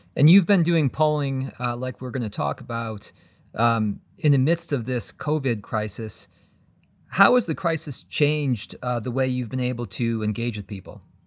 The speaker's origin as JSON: {"language": "English", "region": "Colorado", "country": "United States", "said": "Here in my home state of Colorado"}